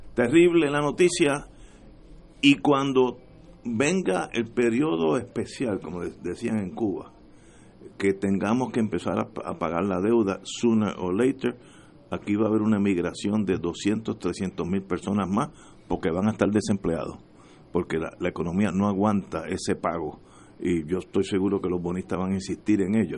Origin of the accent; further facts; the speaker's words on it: Puerto Rico; los puertorriqueños emigramos a las cuatro esquinas del mundo